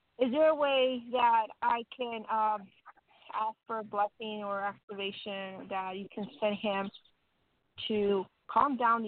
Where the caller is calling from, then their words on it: Colorado, United States; Hi, River James. … Colorado.